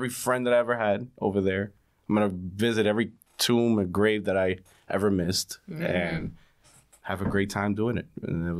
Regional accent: New York City, New York, United States; I'm from the Bronx

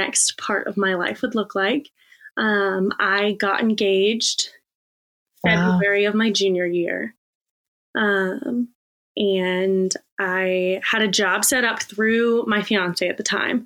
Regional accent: Richmond, Virginia, United States; born or raised there

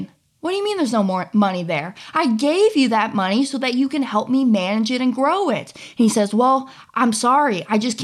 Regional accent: Kansas City, Missouri, United States; moved away; also born or lived in Florida; I grew up in the Kansas City area

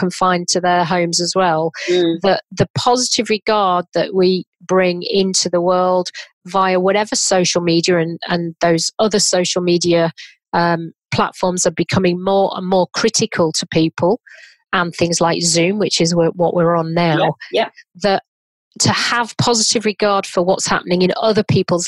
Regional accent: Leeds, Yorkshire and the Humber, United Kingdom; from Leeds, and my mum was a dinner lady and my dad was a butcher.

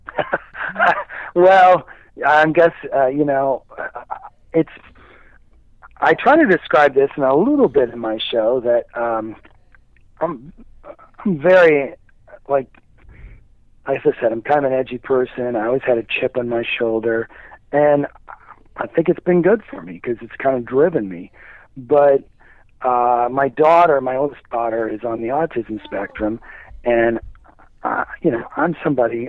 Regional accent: Midwest, United States; now in Indianapolis, United States; I grew up in the Midwest

